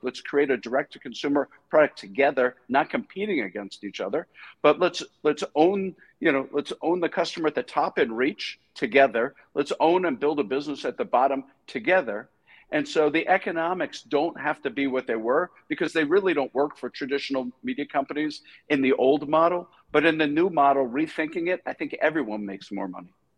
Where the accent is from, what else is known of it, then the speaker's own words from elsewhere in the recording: New York, United States; I grew up in New York